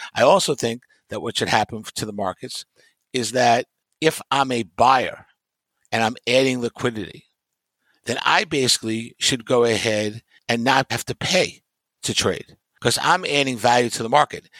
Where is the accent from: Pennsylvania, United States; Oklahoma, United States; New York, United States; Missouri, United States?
New York, United States; growing up in New York